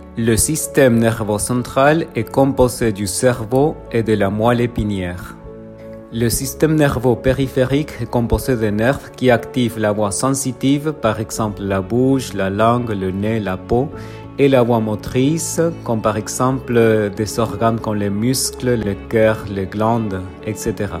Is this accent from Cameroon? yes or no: no; Argentina; je viens d'Argentine